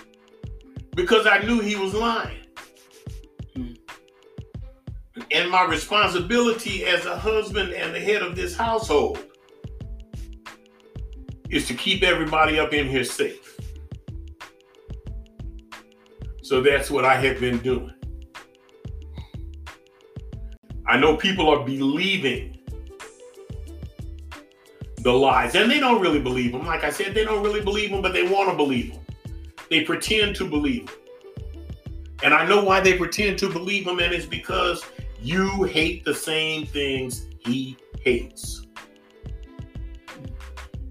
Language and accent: English; Inglewood, California, United States; I'm from Inglewood